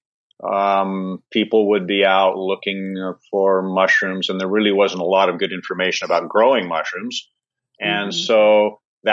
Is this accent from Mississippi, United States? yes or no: no; Seattle, Washington, United States; moved away as an adult; also born or lived in Olympia, Washington; now in Tofino, Canada; I grew up in Seattle